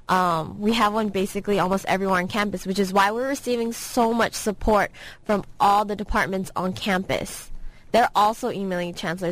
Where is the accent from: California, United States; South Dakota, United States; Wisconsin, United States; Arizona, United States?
California, United States; San Francisco; I'm from San Francisco.